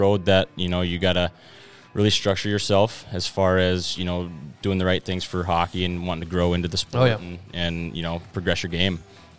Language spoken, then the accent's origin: English; Fairbanks, Alaska, United States; So I grew up in Fairbanks, Alaska, unfortunately.